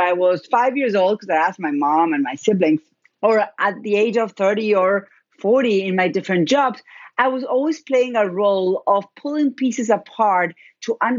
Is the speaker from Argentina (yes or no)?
yes; Argentina; accent: Argentine; first language Spanish; English is a second language; moved away as an adult; now in United States; I'm originally from Argentina. That's where my accent is. Spanish is my first language